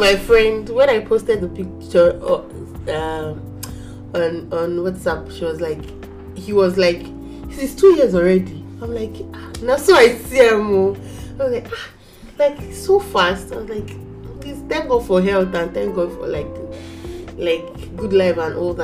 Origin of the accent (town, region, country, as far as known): Nigeria